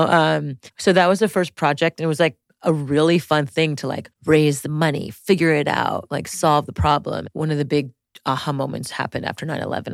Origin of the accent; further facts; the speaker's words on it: Montreal, Quebec, Canada; I grew up in French Montreal, in, like, the most French part of La Rivista de Montreal, like the South Shore of Montreal